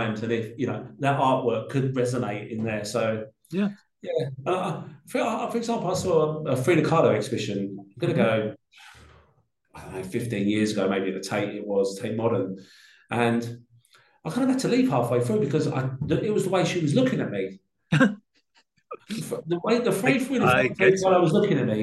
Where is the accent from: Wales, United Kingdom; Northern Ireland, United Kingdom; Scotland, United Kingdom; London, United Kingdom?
London, United Kingdom; I grew up in Peckham in South London